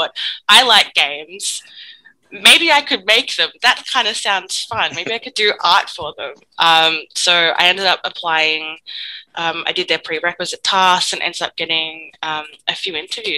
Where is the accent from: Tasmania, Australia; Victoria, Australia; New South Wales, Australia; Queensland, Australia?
Victoria, Australia; Warrnambool; now in Melbourne, Australia; I come from the Yarragundish clan from the Ma Nation down in Southwest Victoria, which is located kind of around Melbourne. Around Warrnambool, but I'm currently living in Melbourne at the moment